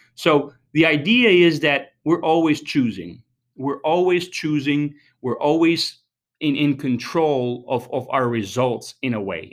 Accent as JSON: {"language": "English", "country": "Albania", "tie": "born or raised there", "moved": "yes", "said": "I was born and raised in Albania"}